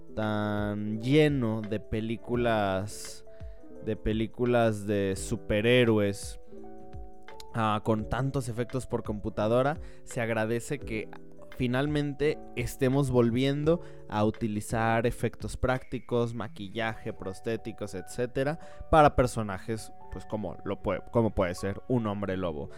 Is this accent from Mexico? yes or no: yes; Mexico; also born or lived in Guatemala; yo tengo doble nacionalidad. Soy mexicano por parte de mi madre y guatemalteco por parte de mi padre